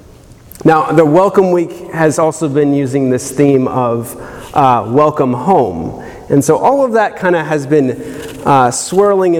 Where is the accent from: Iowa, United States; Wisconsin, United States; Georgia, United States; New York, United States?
Georgia, United States; South; coming from more or less semi-rural South Georgia